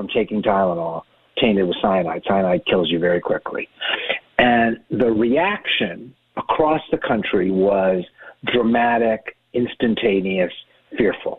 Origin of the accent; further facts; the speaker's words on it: Boston, Massachusetts, United States; moved away; also born or lived in Nashville; I was born in Boston